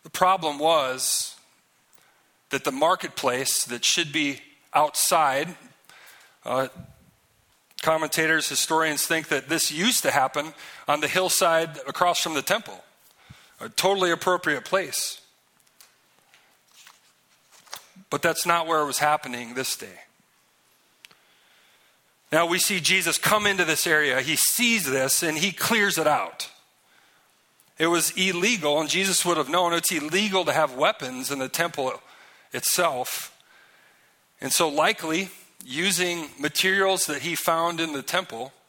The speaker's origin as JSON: {"language": "English", "region": "Minnesota", "country": "United States", "said": "I'm from Minnesota"}